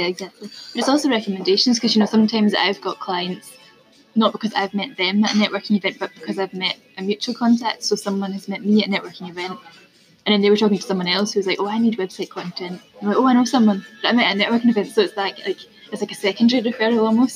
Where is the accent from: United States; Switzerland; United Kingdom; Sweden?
United Kingdom; Scotland; I'm Scottish as well